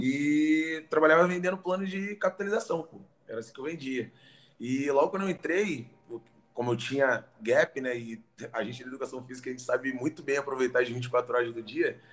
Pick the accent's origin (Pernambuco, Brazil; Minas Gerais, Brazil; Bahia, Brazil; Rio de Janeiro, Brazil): Rio de Janeiro, Brazil; nasci carioca